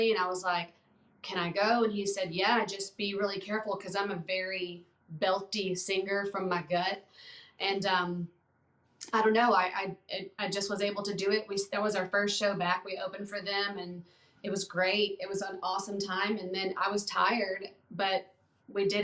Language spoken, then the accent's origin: English; Alabama, United States; now in Nashville, United States; I'm from Alabama